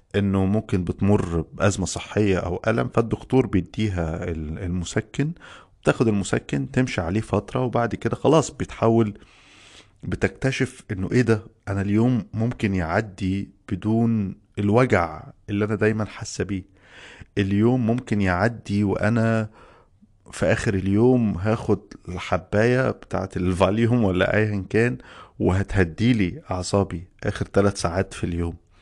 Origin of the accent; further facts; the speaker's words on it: Egypt; عندنا في مصر